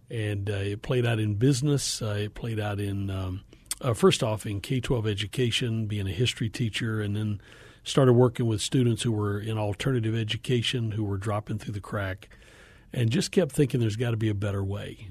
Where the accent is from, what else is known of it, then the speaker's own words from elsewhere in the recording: Appalachia, Northeast Georgia, United States; moved away; I grew up in Appalachia, uh, Northeast Georgia